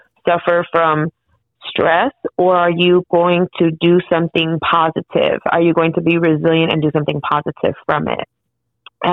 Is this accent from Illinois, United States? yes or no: yes; Chicago, Illinois, United States; I was born and raised in Chicago